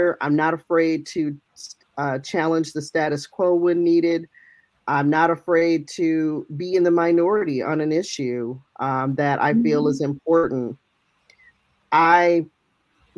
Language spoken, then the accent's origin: English; Michigan, United States; moved away as an adult; now in Elgin, United States; I'm born and raised in Michigan.